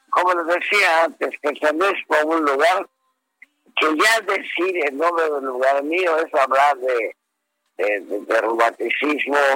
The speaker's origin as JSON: {"language": "Spanish", "region": "Yucatán", "country": "Mexico", "said": "yo, soy un yucateco que ya por origen tengo esa tranquilidad"}